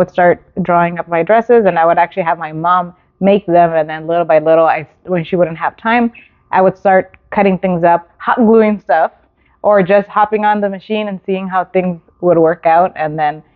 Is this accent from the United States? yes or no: yes; Whittier, California, United States; I actually grew up in the city of Whittier.